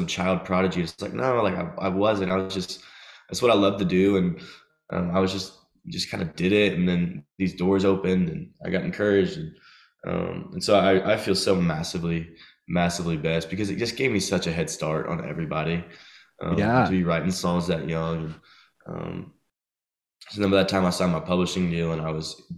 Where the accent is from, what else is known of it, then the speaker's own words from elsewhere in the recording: Nashville, Tennessee, United States; also born or lived in Chattanooga; growing up in Nashville